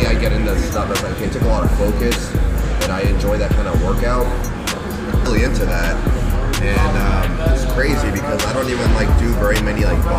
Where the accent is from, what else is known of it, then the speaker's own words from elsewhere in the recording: Ventura, California, United States; I'm from Ventura.